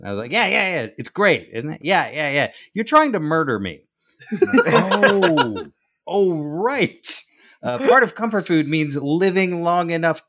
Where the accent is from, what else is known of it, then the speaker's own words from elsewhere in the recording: Deep South, United States; I'm from the Deep South, and like moving on my own was like, oh, I can make all those foods that people were smart enough not to give me all the time.